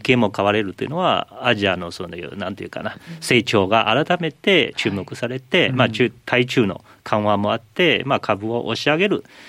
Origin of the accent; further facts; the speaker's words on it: China; now in Japan; 私中国出身なんですけどでも今日本人です